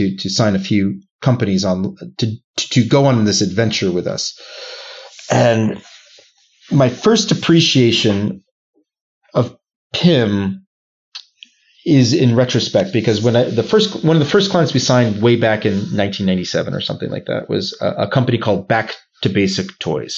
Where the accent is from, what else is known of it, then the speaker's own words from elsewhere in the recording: United States; moved away as an adult; also born or lived in Boston; now in Geneva, Switzerland; as an American, I'm the poster child for, you know, I speak one language